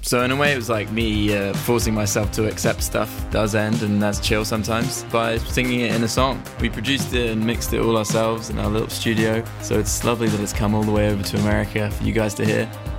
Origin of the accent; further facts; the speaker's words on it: Bristol, South West England, United Kingdom; now in London, United Kingdom; We are a band from Bristol in the UK, and we moved to London where we started recording our album in a little studio in the Docklands that we rented.